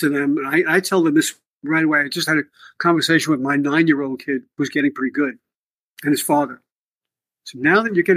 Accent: New York City, New York, United States; moved away; also born or lived in Potomac, Maryland; I grew up in the Bronx

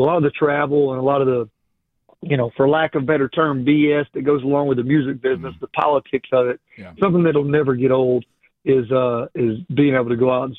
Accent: Jacksonville, Alabama, United States; For one, I'm born and raised in Jacksonville. You know, that was

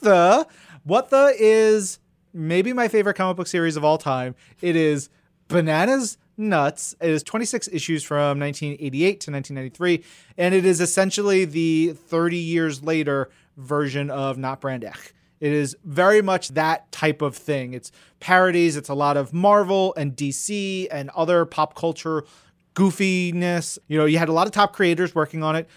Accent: Long Island, New York, United States; I grew up on Long Island as well

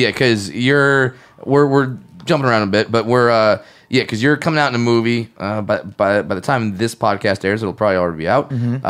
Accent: Orange County, California, United States; I'm from Orange County

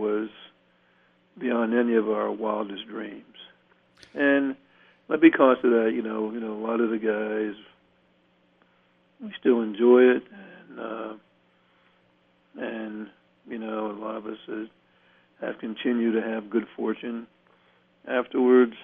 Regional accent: Fort Dix, New Jersey, United States; I was born on Fort Dix in 1950, and he didn't retire until like 66, but was never transferred. And so I was able to grow up in one town, one school system.

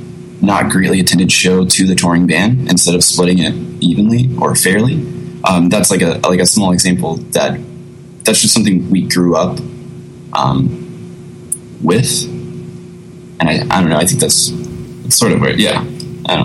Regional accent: Newberry, Florida, United States; I grew up in Newberry. It's about maybe 35, 45 minutes away from Gainesville, but it's such a small town.

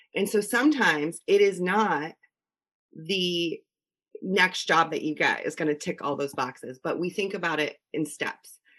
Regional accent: Connecticut, United States; born and raised in Connecticut

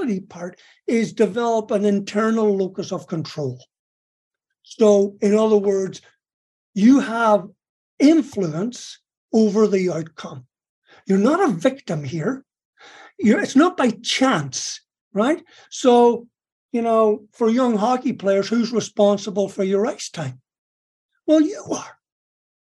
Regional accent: Ireland; moved away; I was born in Ireland.

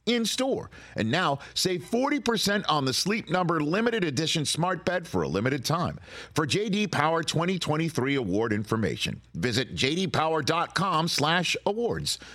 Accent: New York City, New York, United States; me growing up in Staten Island, New York

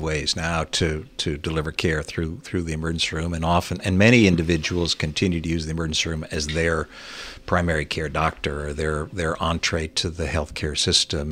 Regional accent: Fowlerville, Michigan, United States; moved away; also born or lived in Virginia; I grew up in Fowlerville

